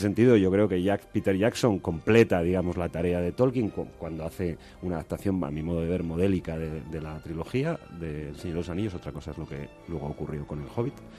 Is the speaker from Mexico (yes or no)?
no; Colunga, Asturias, Spain; moved away; yo estaba en, Colunga, en mi pueblo